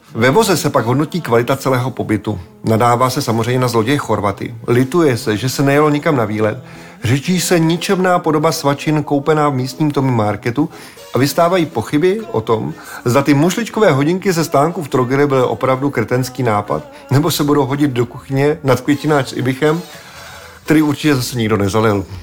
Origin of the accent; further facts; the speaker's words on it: Czechia